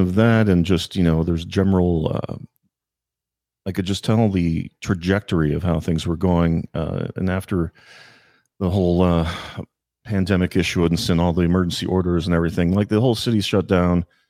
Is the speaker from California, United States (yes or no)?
no; Virginia, United States; moved away as an adult; also born or lived in Washington, D.C.; I grew up on the other side of the river in, uh, uh, Virginia